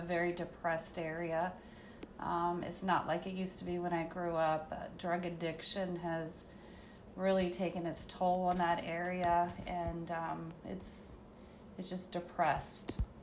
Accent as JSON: {"language": "English", "town": "Whipple", "region": "Ohio", "country": "United States", "tie": "born or raised there", "said": "I grew up in a town outside of Marietta, Ohio called Whipple, Ohio."}